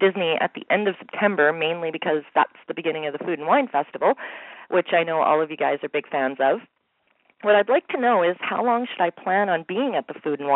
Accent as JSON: {"language": "English", "town": "Winnipeg", "region": "Manitoba", "country": "Canada", "said": "I'm from Winnipeg, Manitoba, Canada"}